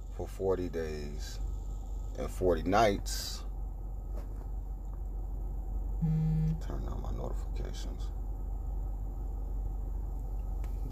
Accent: Orlando, Florida, United States; I was born in Orlando, Florida, in a birthing center

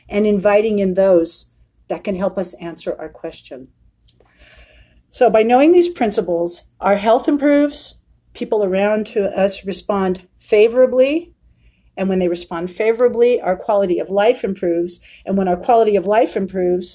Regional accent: San Francisco, California, United States; moved away as an adult; now in Prescott, United States; from San Francisco, which is my hometown. I'm born and raised there.

